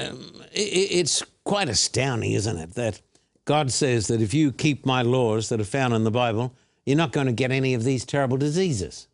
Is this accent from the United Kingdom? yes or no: no; Australia; I was born and bred in Australia